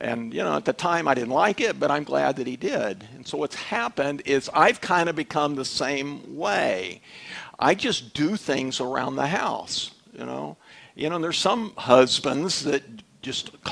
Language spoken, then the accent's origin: English; Dallas, Texas, United States; I was raised in Dallas